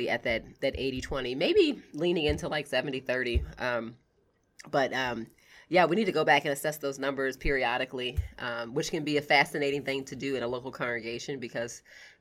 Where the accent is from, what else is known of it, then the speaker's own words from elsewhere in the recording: United States; also born or lived in New York; my husband and I were the only Americans at this church